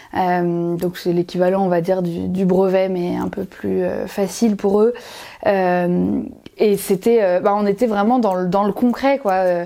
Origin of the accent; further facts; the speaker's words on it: Dinard, Brittany, France; je suis née à Dinard, en Bretagne, près de Saint-Malo, au bord de la mer.